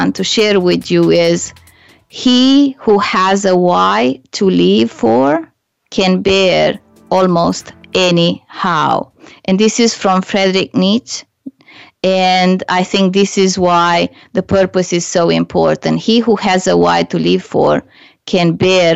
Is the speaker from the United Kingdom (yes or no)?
no; Romania; English is a second language; moved away as an adult; now in Canada; when I was back home in Romania